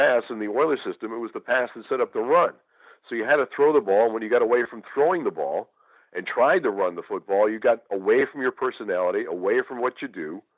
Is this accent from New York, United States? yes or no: yes; Western New York, United States; moved away as an adult; now in Houston, United States; I grew up in Western New York